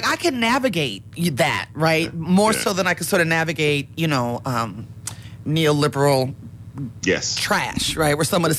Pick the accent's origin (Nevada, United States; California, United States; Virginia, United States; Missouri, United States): Nevada, United States; Las Vegas; And I grew up in Las Vegas, Nevada